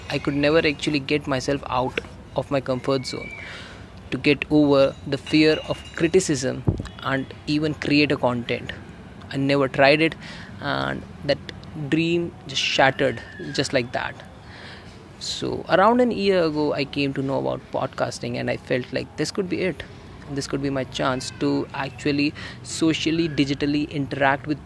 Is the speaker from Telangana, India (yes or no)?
no; Delhi, India; I am from Delhi, a digital marketer and a middle class teenage guy.